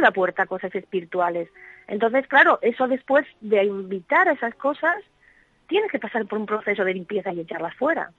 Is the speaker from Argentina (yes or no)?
no; Asturias, Spain; yo nací en Asturias eh, a finales de los años 60 y aquí hay bastante tradición